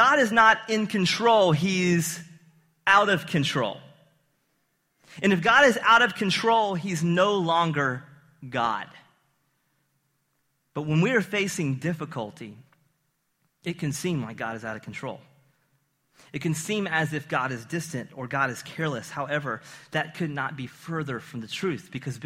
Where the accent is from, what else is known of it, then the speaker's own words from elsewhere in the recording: the South, United States; Growing up in the South